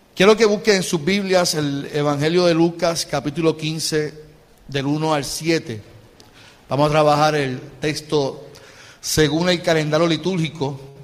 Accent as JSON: {"language": "Spanish", "country": "Puerto Rico", "said": "Y nosotros seguimos a Cristo siendo puertorriqueños."}